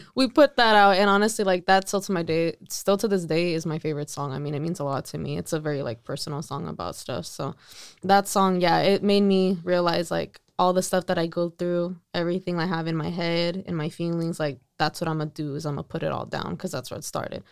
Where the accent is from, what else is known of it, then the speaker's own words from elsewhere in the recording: Salinas, California, United States; also born or lived in Las Vegas; it's my hometown